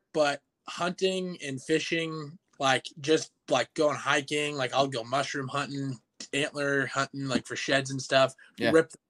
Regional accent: Gretna, Nebraska, United States; also born or lived in Millard, Nebraska / Valley, Nebraska; So I grew up kind of in the Gretna community and in Millard, more of a city lifestyle. And then I actually live with my stepdad and my mom when I come home.

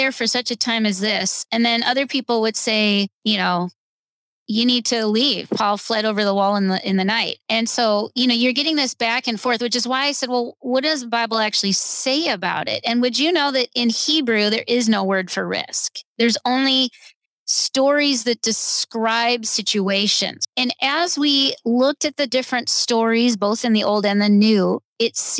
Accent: United States; I'm an American

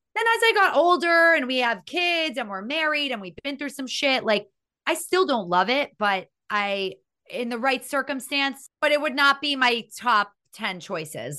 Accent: Miami, Florida, United States; growing up in Miami

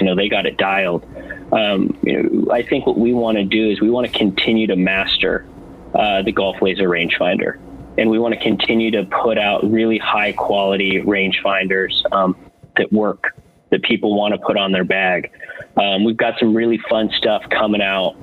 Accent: California, United States; we're all from California

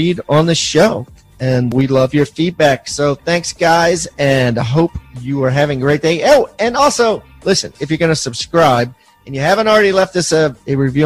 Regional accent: suburb of Baltimore, Maryland, United States; I'm from suburb of Baltimore, Maryland.

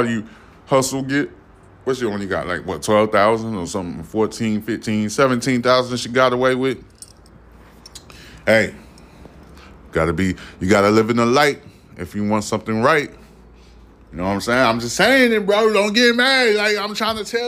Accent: New York, United States; I'm from New York

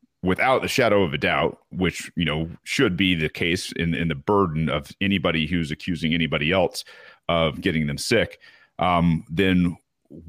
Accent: United States; being American

